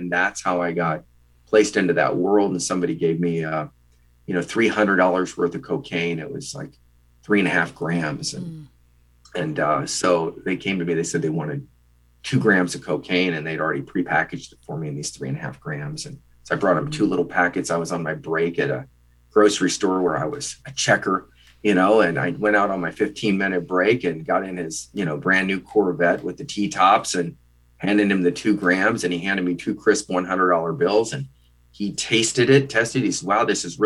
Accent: Midwest, United States; a Midwestern boy from a small town of, you know, 13,125

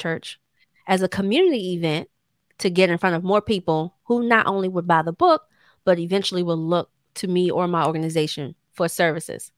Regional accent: Temple Hills, Maryland, United States; born or raised there

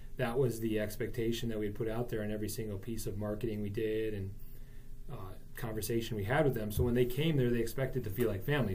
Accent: New Berlin, Wisconsin, United States; I grew up in New Berlin

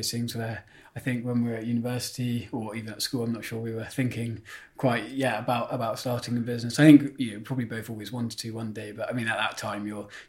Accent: Berkhamsted, East of England, United Kingdom; moved away as an adult; now in London, United Kingdom; I grew up in Hertfordshire, down in a town called Berkhamsted. So was there for 22 years.

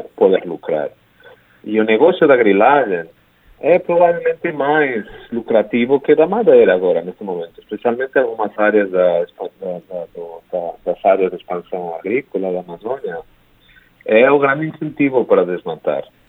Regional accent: Spain; Portuguese is a second language; moved away as an adult; also born or lived in United States; now in Brazil; eu sou espanhol

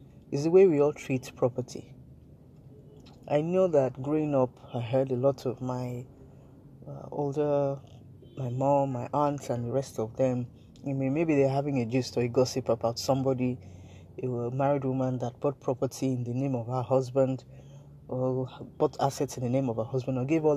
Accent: Nigeria

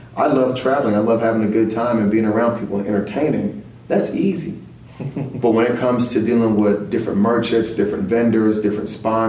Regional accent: Louisiana, United States; also born or lived in Frankfurt, Germany / Texas; My mom was in the Army for 22 years, so I was born in Frankfurt and moved and traveled my whole entire life. I basically grew up mainly in Louisiana and Texas, but we always traveled.

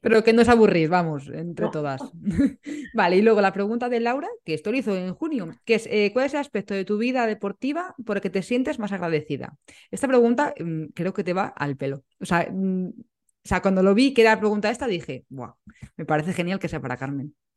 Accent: Madrid, Community of Madrid, Spain; como las dos somos de Madrid

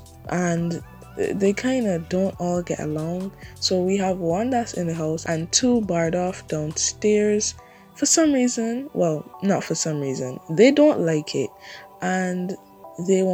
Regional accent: Barbados; I'm from Barbados

